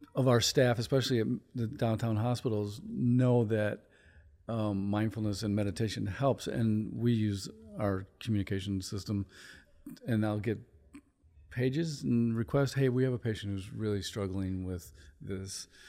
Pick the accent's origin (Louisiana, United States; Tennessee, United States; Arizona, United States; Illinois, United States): Illinois, United States; Chicago; moved away; I'm from Chicago